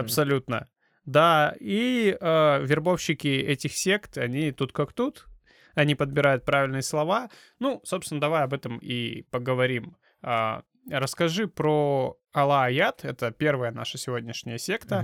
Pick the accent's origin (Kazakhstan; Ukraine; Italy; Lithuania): Kazakhstan; мы э, сами из Казахстана